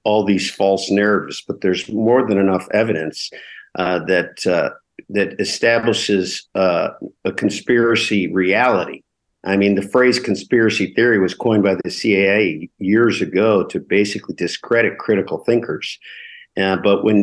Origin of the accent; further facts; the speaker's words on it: United States; moved away as an adult; now in Germany; I'm an American refugee living in Germany